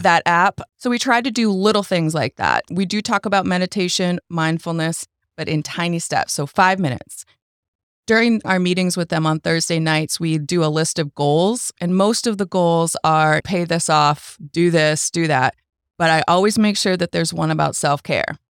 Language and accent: English; Boston, Massachusetts, United States; moved away as an adult; I am a transplant from Boston